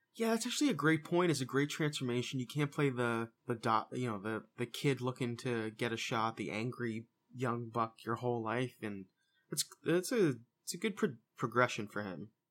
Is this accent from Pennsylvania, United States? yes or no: no; Boston, Massachusetts, United States; We're from, we're from Boston. We're from the Massachusetts area